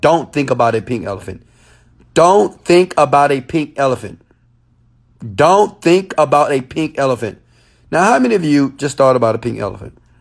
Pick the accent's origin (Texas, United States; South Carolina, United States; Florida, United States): Texas, United States; Houston; Yeah, I'm from Houston, Texas, guys. Guys, I am from Houston, Texas. H Town, baby.